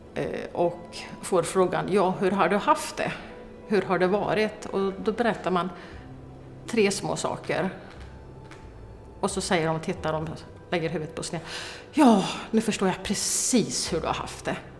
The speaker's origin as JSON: {"language": "Swedish", "town": "Malmslätt", "region": "Östergötland", "country": "Sweden", "tie": "born or raised there", "said": "Jag är uppvuxen i Malmslätt"}